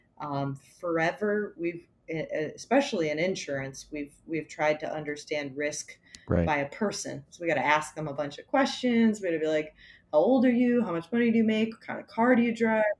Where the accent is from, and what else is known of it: Connecticut, United States; now in New York, United States